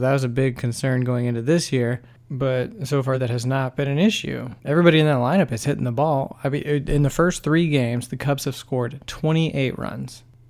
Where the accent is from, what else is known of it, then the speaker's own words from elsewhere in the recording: St. Louis, Missouri, United States; also born or lived in Tulsa, Oklahoma; Oh, well, I grew up in St. Louis. Originally, technically, I'm from Tulsa, Oklahoma.